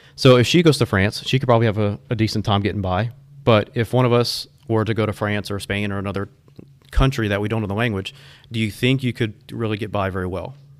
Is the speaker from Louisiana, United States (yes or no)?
yes; Houma, Louisiana, United States; also born or lived in Thibodaux; I grew up in Houma, Thibodeau, down south.